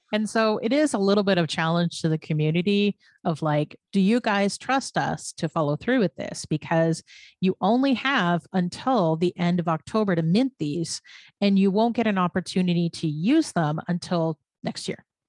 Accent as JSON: {"language": "English", "country": "Canada", "said": "I'm a Canadian"}